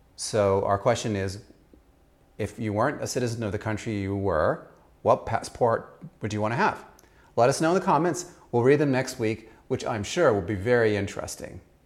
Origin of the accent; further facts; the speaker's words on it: Austria; moved away; I grew up in Austria